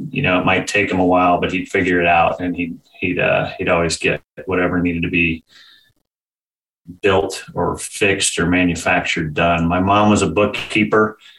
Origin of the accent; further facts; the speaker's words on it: Winchester, Virginia, United States; I was born in Winchester, Virginia, little town right up in the northern tip, about 70, 75 miles west of DC. Pretty standard, born in 1971. So pretty standard, young kid in the '70s